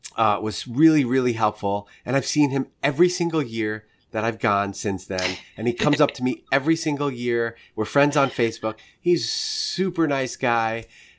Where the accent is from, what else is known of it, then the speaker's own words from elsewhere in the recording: New York, United States; He's a Southern guy. I'm a New Yorker. Like, we would never be friends under any normal circumstance.